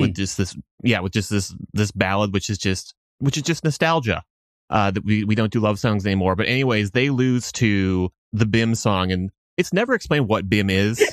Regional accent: Minnesota, United States; now in Boston, United States; I am Minnesotan by birth

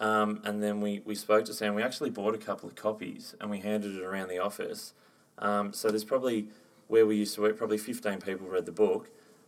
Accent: Melbourne, Victoria, Australia; I grew up in Hampton, which is right smack bang in the middle of Melbourne.

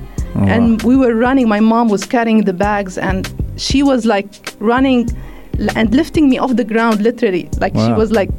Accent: Lebanon; moved away as an adult; now in United Arab Emirates; We grew up in Lebanon during the war, of course.

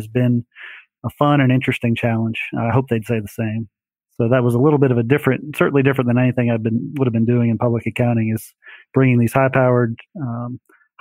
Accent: Greenville, South Carolina, United States; also born or lived in Rockford, Illinois; Family moved down to Greenville, South Carolina when I was 9 years

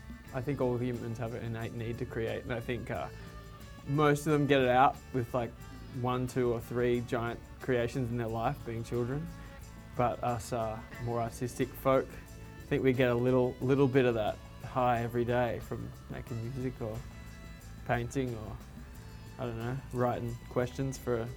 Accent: Coffs Harbour, New South Wales, Australia; now in New York, United States; I was in Coffs Harbour in Australia, the Big Banana.

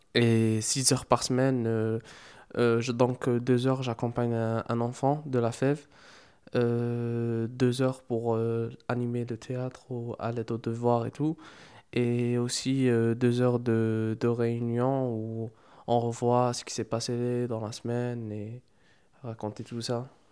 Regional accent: Algeria; moved away as an adult; now in Marseille, France; c'est ma première année ici en France pour, euh, pour les études. À la base, je suis, je suis algérien

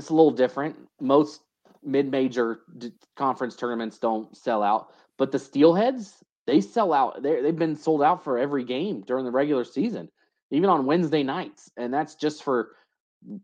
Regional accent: North Carolina, United States; now in Idaho, United States; I grew up in North Carolina

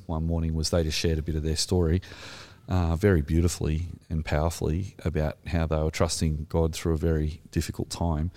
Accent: Australia; accent: Australian; my terrible Australian accent

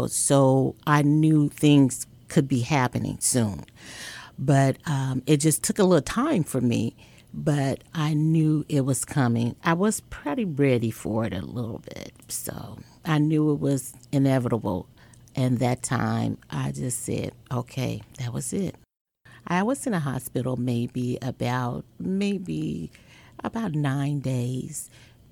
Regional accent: Chicago, Illinois, United States

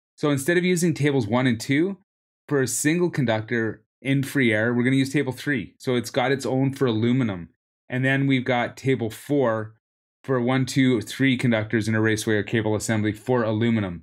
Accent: Canada; also born or lived in Vancouver; I'm from Canada

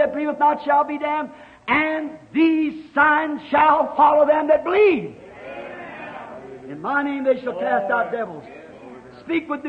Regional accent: Kentucky, United States; I was raised in Kentucky, and we lived in a little old log cabin

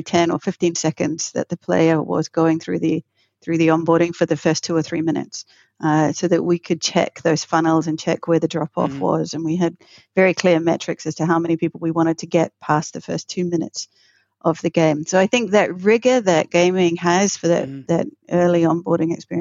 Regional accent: New Zealand; I'm originally from New Zealand.

